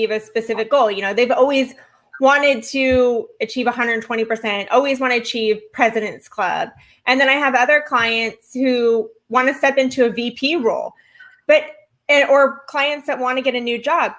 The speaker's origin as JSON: {"language": "English", "area": "Orange County", "region": "California", "country": "United States", "tie": "born or raised there", "moved": "yes", "lives_now": "Florida, United States", "said": "I came from Orange County. That's where I was born and raised"}